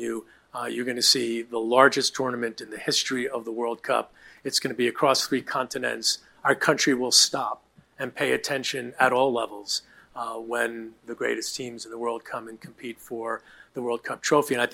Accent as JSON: {"language": "English", "town": "New York City", "region": "New York", "country": "United States", "tie": "born or raised there", "said": "I grew up in Queens."}